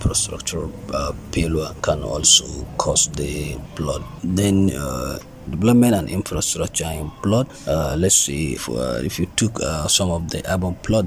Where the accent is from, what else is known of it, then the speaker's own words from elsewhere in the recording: Jigawa, Nigeria; I'm from Jigawa, we have 27 local government.